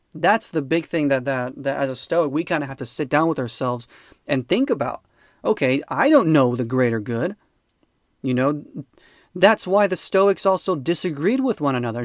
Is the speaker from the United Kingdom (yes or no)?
no; United States; I'm an American